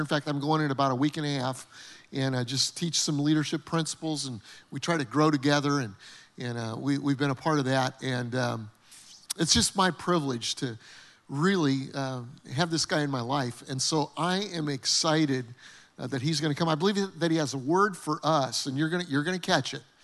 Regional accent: Denver, Colorado, United States; moved away as an adult; Terry and I grew up in Denver, Colorado

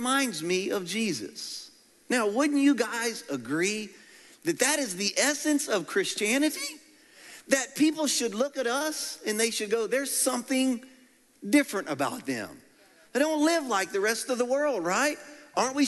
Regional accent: Louisiana, United States; I'm from Louisiana

